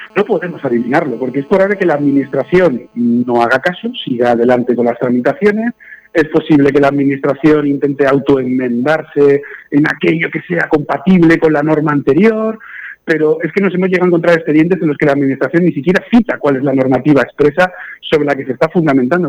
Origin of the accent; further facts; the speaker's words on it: Guardamar del Segura, Valencian Community, Spain; yo soy de Guardamar del Segura